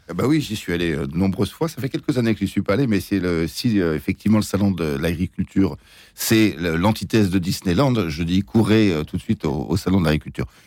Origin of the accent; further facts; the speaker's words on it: Pays de Bray, Normandy, France; je suis normand du pays de Bray